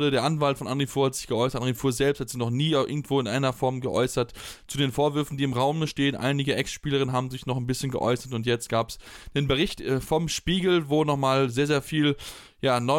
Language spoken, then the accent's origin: German; Blomberg, North Rhine-Westphalia, Germany; ich komme aus der Region, ich, ich ich habe in Blomberg selbst jahrelang Handball gespielt